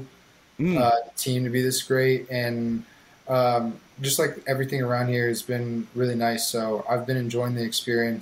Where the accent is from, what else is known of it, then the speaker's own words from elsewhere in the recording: California, United States; moved away as an adult; now in Pittsburgh, United States; everyone here thinks my lingo is funny because I'm from California